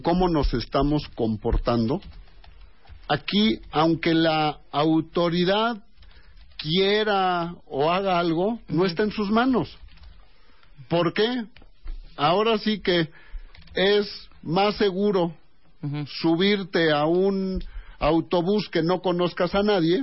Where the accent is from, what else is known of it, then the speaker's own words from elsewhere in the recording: Mexico; Todos somos mexicanos